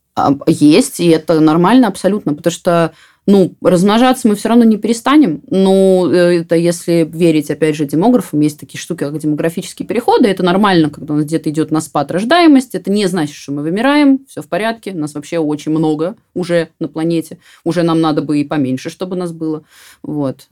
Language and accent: Russian; Voronezh, Voronezh Oblast, Russia; я сама там выросла в Воронеже